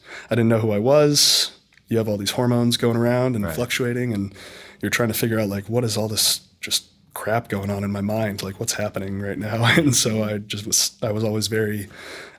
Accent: Orange County, California, United States; I'm from Orange County.

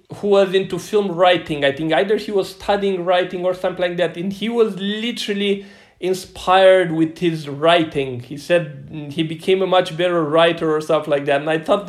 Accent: Romania; from Radouz, from my hometown.

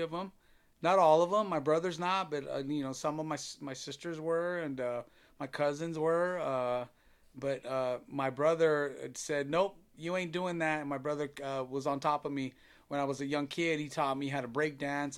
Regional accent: Long Beach, California, United States; moved away as an adult; now in Downey, United States; I'm born and raised in Long Beach

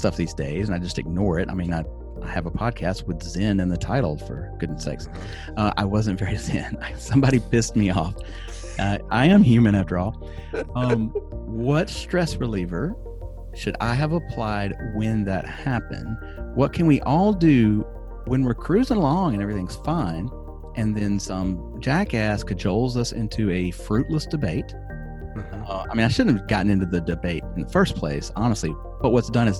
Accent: Alabama, United States; moved away; also born or lived in California; my home state of Alabama

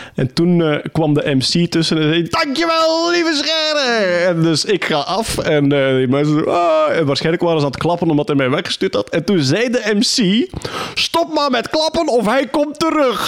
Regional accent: Wachtebeke, Flanders, Belgium; Opgegroeid in Wachtenbeek, plattelandsdorp.

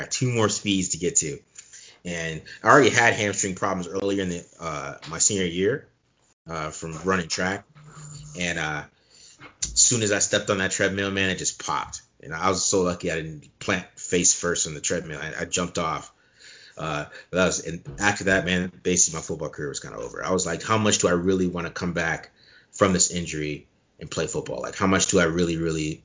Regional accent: Chandler, Arizona, United States; also born or lived in Germany; I'm from Chandler, Arizona. I'm not born here. I was born in Germany

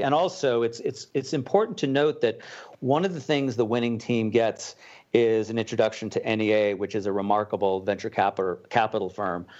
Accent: Boulder, Colorado, United States; moved away as an adult; also born or lived in Manhattan, New York; I'm from Boulder, Colorado. Um, after surviving twenty-two years in Manhattan, I'm safely back home.

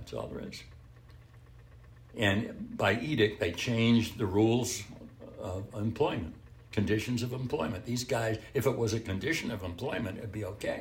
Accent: United States; I'm an American

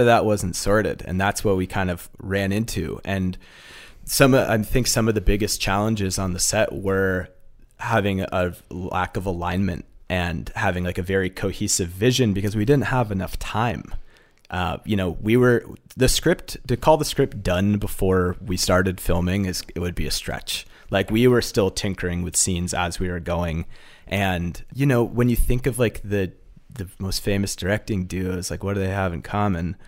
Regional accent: Massachusetts, United States; I grew up in Massachusetts, and my parents have run a day program for folks with disabilities for about forty years

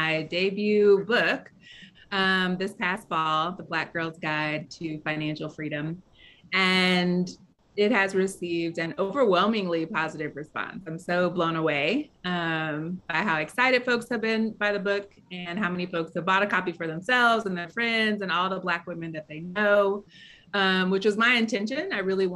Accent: St. Louis, Missouri, United States; moved away as an adult; also born or lived in New Orleans; when I was growing up in St. Louis, the north side of the city is where folks who don't have resources live, and that's where I grew up

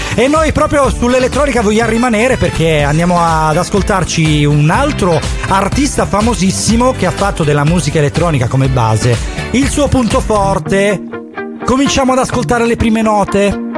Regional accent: Catanzaro, Calabria, Italy; io sono di Catanzaro

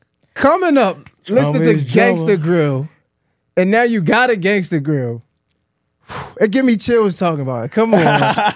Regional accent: Boston, Massachusetts, United States; I'm from Boston.

